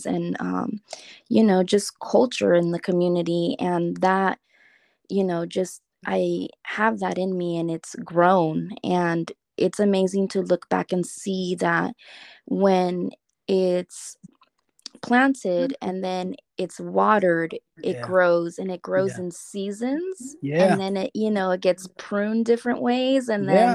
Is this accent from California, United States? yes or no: yes; Los Angeles, California, United States; I was born in Los Angeles, and my parents actually met in Los Angeles at a daycare in East